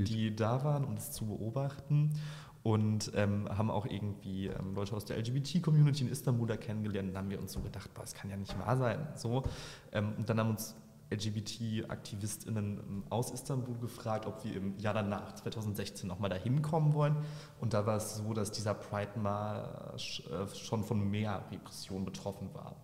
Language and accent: German; Bochum, North Rhine-Westphalia, Germany; Ich bin in Wattenscheid aufgewachsen